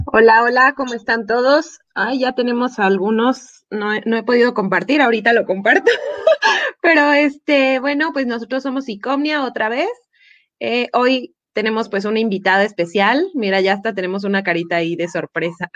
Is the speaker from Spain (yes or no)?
no; Mexico; estamos muy acostumbrados como sociedad mexicana